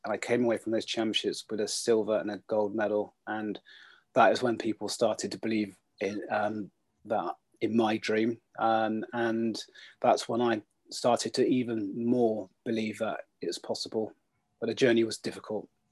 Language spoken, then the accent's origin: English; Bath, South West England, United Kingdom; I grew up in Bath